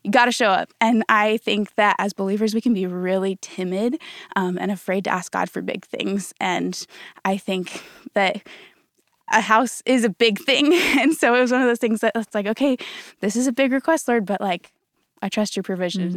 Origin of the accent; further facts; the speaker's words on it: Colorado, United States; moved away as an adult; now in Dallas, United States; I'm from Colorado originally